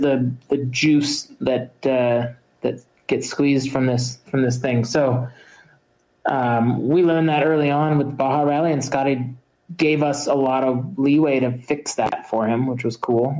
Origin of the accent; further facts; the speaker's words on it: United States; being at Dakar as an American that year, um, being the only Americans there as journalists.